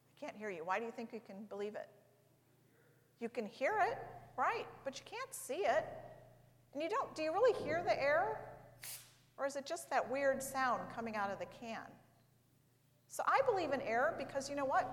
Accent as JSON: {"language": "English", "town": "St. Louis", "region": "Missouri", "country": "United States", "tie": "born or raised there", "said": "I grew up in St. Louis, which is in the state of Missouri"}